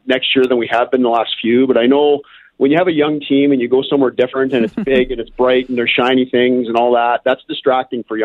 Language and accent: English; Toronto, Ontario, Canada; moved away; I grew up in Toronto